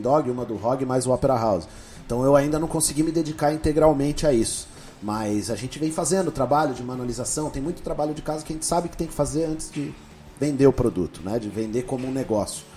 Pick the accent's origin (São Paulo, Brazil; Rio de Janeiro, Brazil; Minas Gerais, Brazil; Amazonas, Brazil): São Paulo, Brazil; moved away as an adult; now in Curitiba, Brazil; Eu era sou paulista